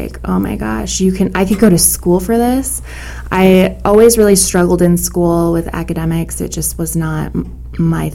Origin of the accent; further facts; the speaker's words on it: Albuquerque, New Mexico, United States; I'm born and raised in New Mexico, Albuquerque